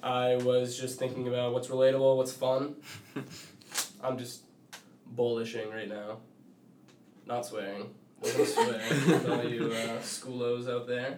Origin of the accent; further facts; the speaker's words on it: Duxbury, Massachusetts, United States; moved away; my hometown, Duxbury, Mass